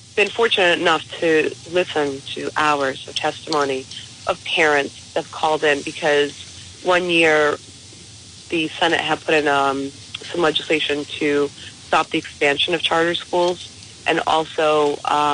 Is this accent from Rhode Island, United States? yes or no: yes; East Providence, Rhode Island, United States; moved away as an adult; now in North Smithfield, United States; I grew up in East Providence, and I love East Providence